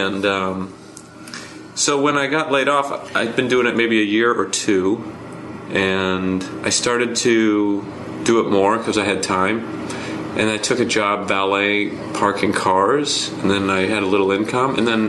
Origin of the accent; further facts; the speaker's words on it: Idaho, United States; moved away as an adult; also born or lived in Utah; now in New York, United States; I started comedy in Utah. I'm from Idaho.